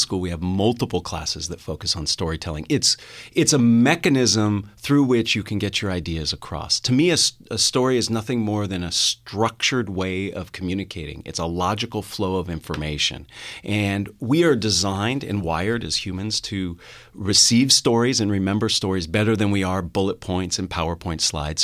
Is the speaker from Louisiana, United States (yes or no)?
no; Los Gatos, California, United States; I'm a local boy. I, I grew up in Los Gatos, uh, a stone's throw from here